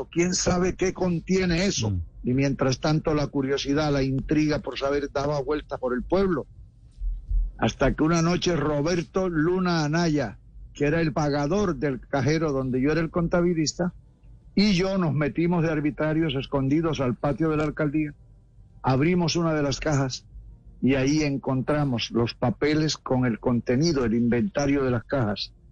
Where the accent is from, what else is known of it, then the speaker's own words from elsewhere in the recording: San Bernardo del Viento, Córdoba, Colombia; now in Cartagena, Colombia; en el departamento de Córdoba, mi pueblo hermoso e inolvidable